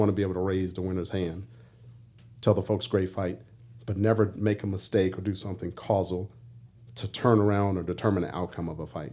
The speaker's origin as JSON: {"language": "English", "town": "Washington", "region": "District of Columbia", "country": "United States", "tie": "born or raised there", "moved": "yes", "said": "as a young punk kid growing up in D C"}